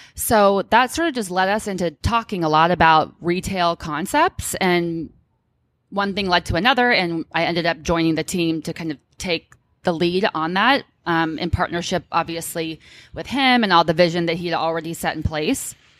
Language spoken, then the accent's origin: English; Orange County, California, United States; now in Bay Area, United States; I'm born and raised in Orange County originally